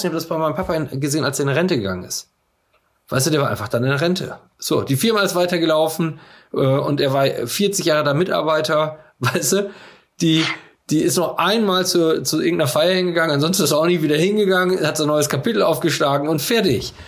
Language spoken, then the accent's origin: German; Coesfeld, North Rhine-Westphalia, Germany; ich sehe mich auch nicht als Coesfelder, ich sehe mich nicht als Münsterländer